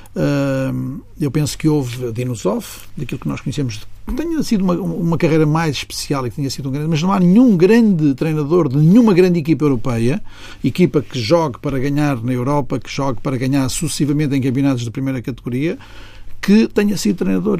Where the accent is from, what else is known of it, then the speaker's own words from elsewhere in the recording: Porto, Norte, Portugal; o Porto foi onde eu nasci